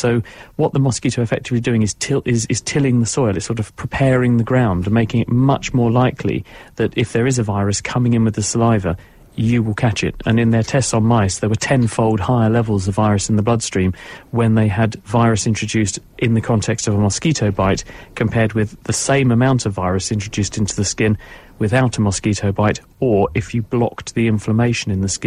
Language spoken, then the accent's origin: English; Cambridge, East of England, United Kingdom; I'm from Cambridge, which was one of the few places in the UK that voted against leaving the European Union last night